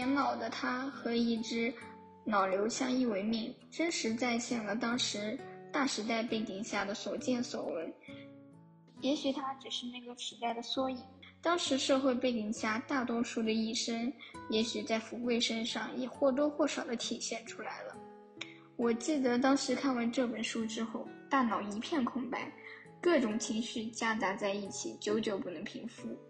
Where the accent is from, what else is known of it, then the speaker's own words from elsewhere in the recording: Anhui, China; Hello，大家好，我是来自中国安徽省的